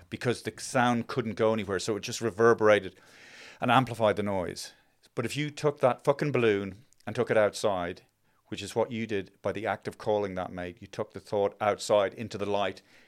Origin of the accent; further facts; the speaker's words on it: Ireland; growing up in Ireland